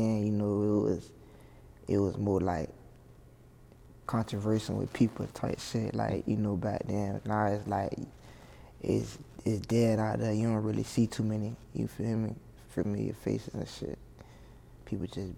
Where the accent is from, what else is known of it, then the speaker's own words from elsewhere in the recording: Hollywood, Florida, United States; I'm from Liberia, Hollywood